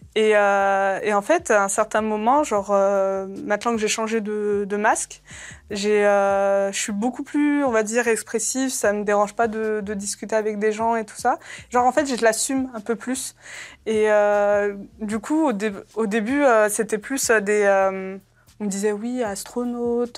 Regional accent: Saint-Étienne, Auvergne-Rhône-Alpes, France; also born or lived in Algeria; moi, je suis, de Saint-Étienne et je suis la seule dans cette ville

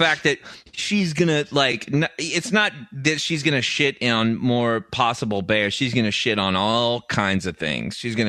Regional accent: United States; I'm from the States, and we were in international waters, so I had diplomatic immunity.

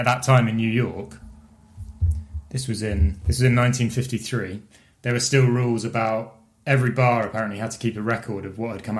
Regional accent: Bath, South West England, United Kingdom; also born or lived in Swansea, Wales; we grew up in Bath.

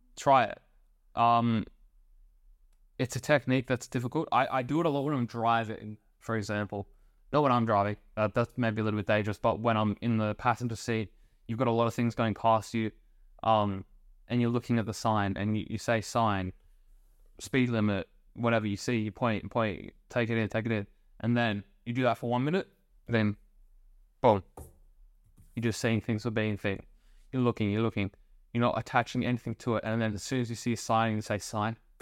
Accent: Australia; I was born in Australia

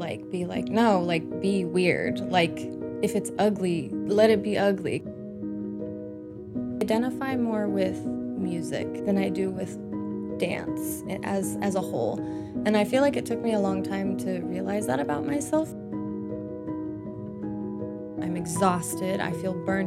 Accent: Idaho, United States; also born or lived in Spokane, Washington; I originally grew up in Spokane, Washington, and then moved to Idaho around the age of 9. And then from 9 to 18, I went to high school and junior high and all of that in Idaho

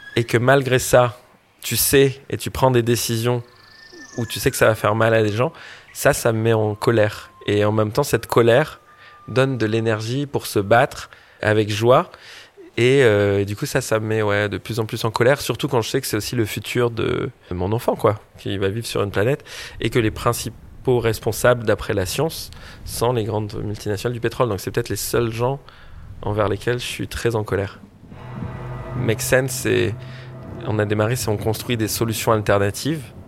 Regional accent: French Polynesia; now in Paris, France; en grandissant à Tahiti

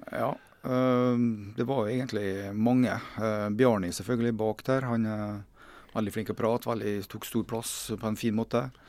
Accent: Kristiansund, Møre og Romsdal, Norway; moved away; jeg kommer fra Kristiansund da, og har hatt mine første fotballsko

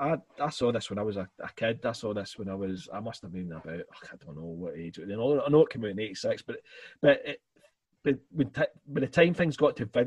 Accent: Scotland, United Kingdom; obviously us being Scottish

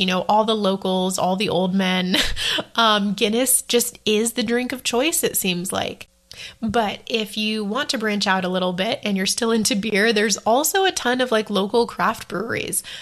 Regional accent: United States; moved away as an adult; also born or lived in Dublin, Ireland; As an American

